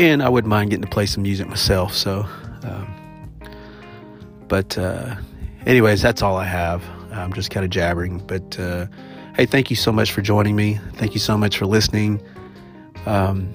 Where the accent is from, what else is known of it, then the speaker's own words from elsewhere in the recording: Oklahoma, United States; I'm a Choctaw from Oklahoma